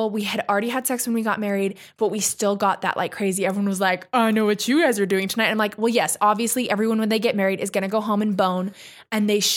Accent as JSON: {"language": "English", "region": "New Mexico", "country": "United States", "tie": "born or raised there", "said": "I grew up in New Mexico."}